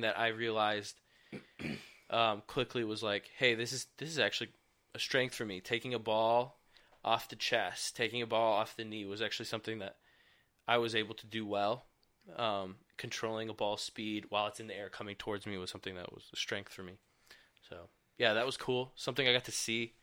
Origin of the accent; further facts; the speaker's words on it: Michigan, United States; growing up in Michigan